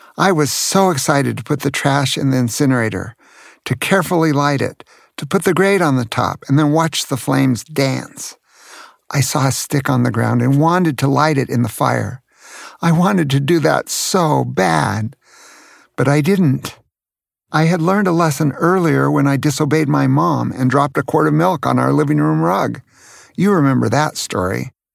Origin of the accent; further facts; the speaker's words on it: Santa Cruz, California, United States; as a child while growing up in Santa Cruz, California